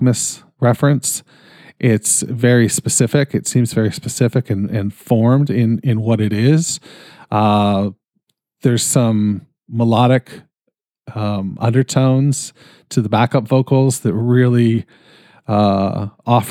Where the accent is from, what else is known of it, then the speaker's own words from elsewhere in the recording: Canada; I'm Canadian